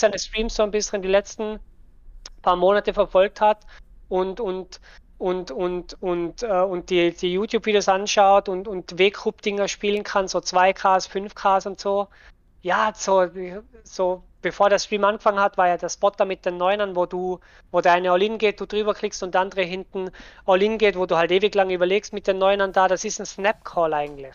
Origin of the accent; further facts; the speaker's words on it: Tyrol, Austria; accent: Tyrolean; Ich bin aus Österreich, sprich eigentlich einen tirolerischen Dialekt